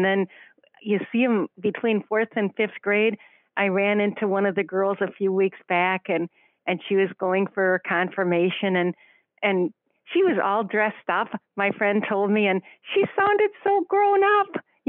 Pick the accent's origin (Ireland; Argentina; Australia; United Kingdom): Ireland; I'm Irish, well, half Irish, half German